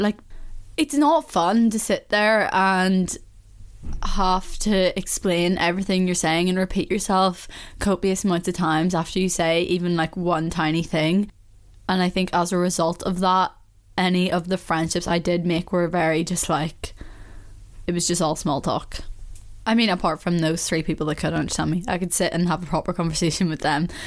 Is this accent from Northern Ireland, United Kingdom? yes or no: yes; Belfast, Northern Ireland, United Kingdom; I can understand why someone wouldn't understand me when I'm speaking to someone else from Belfast because you know yourself, like, you do go a bit more into your accent.